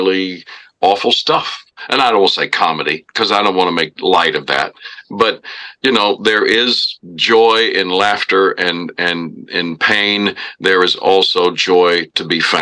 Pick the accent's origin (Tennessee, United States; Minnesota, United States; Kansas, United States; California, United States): Tennessee, United States; Nashville; I'm a Nashville native.